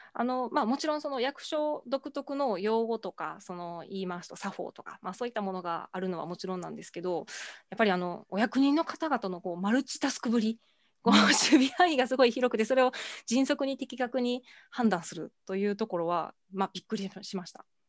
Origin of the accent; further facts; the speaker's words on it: Amagasaki, Hyogo, Japan; 兵庫県出身ですが、あの尼崎兵庫県尼崎市というところ出身でして